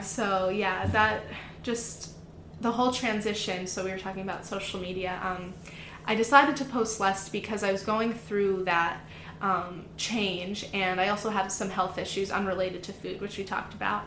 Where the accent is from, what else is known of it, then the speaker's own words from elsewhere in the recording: Florida, United States; moved away as an adult; also born or lived in Wisconsin; I'm originally from Florida, and that's where I grew up.